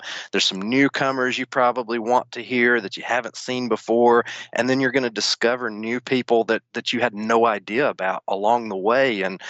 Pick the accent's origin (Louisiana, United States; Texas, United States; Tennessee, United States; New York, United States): Tennessee, United States; Tullahoma; Murdoch's dad is actually from my hometown of Tullahoma, Tennessee.